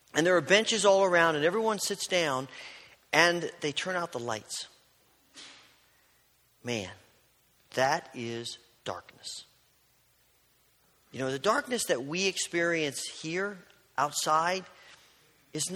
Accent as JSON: {"language": "English", "region": "southern Indiana", "country": "United States", "tie": "born or raised there", "also_born_or_lived": "Oregon / Kentucky", "moved": "yes", "said": "growing up in Indiana, southern Indiana, our youth group took a yearly excursion to Mammoth Cave"}